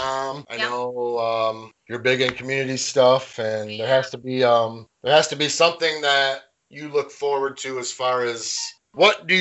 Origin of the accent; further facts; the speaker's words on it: Carlton, United States; now in Hemlock, United States; I'm from Carlton, and now I live in Hemlock